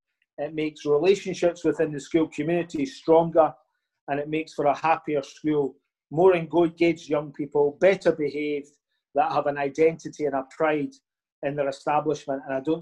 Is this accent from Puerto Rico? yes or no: no; Larbert, Scotland, United Kingdom; My hometown is Larbert, which is just next to Stennismuir.